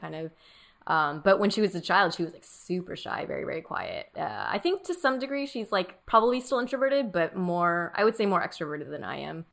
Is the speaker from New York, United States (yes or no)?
no; Orange County, California, United States; first language Mandarin; English is a second language; I grew up in Orange County, which is, like, all white people